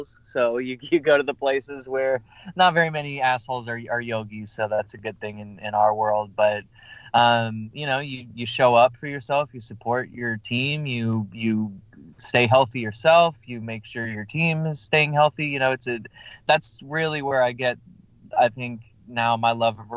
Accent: New York, United States; moved away; I'm originally from New York

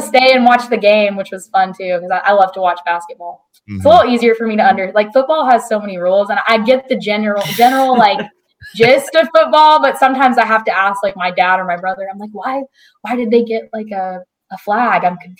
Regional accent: Texas, United States; I'm from Texas, grew up kind of in Texas. So I love Tex-Mex and authentic Mexican food.

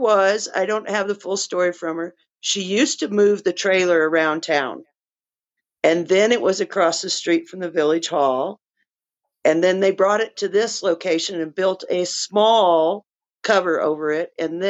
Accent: New Mexico, United States; born there; also born or lived in Texas; Okay, so I was born in New Mexico, outside of Albuquerque. I've always been in love with the mountains. I spend as much time out in the backcountry as I can. I lived in Texas for 35 years.

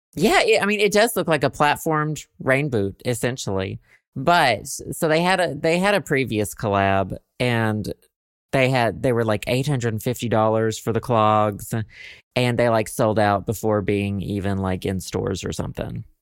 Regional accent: Southern United States, United States; accent: Southern; I, like, wanna lose my Southern accent

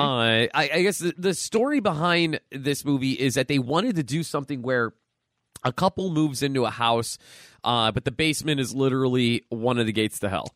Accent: Pennsylvania, United States; now in Buffalo, United States; I'm from Pennsylvania

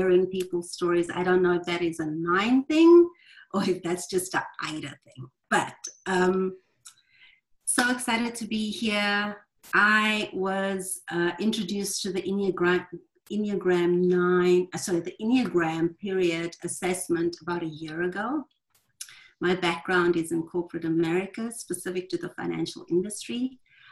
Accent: South Africa; now in Louisville, United States; I'm calling in from Louisville, Kentucky. I'm originally from South Africa, but I'm calling Louisville home now.

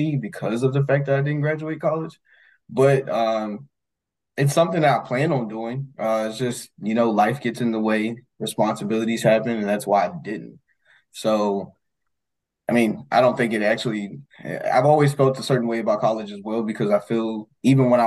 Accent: Lynchburg, Virginia, United States; From Lynchburg, Virginia.

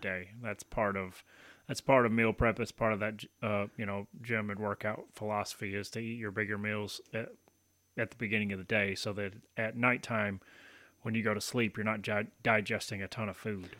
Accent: Tennessee, United States; moved away as an adult; also born or lived in Baton Rouge, Louisiana; now in Michigan, United States; moved to Tennessee and then spent the next 18 years in Tennessee

